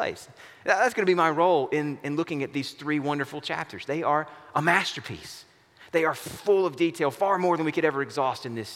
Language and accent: English; the American South, United States; a Southerner and not a Westerner or a Northerner